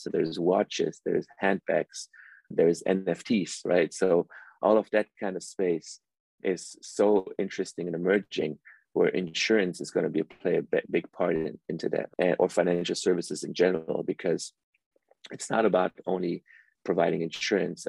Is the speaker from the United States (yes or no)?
no; Germany; also born or lived in Iran; I actually was born in Iran and my parents, you know, immigrated to Germany when I was very little. So I grew up in Europe and Germany for most of my life